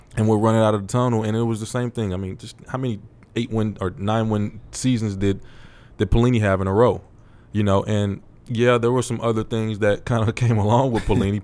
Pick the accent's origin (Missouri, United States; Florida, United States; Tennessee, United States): Missouri, United States; St. Louis; moved away; Saint Louis is a, it's my hometown